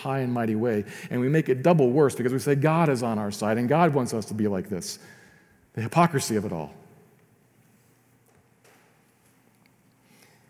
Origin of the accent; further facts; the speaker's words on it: United States; I love being an American